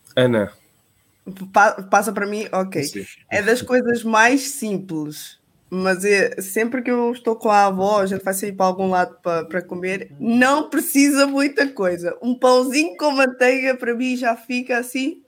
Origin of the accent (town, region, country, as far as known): Portugal